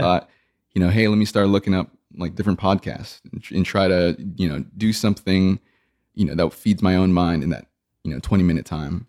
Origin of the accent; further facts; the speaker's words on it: South Texas, United States; I grew up in, in South Texas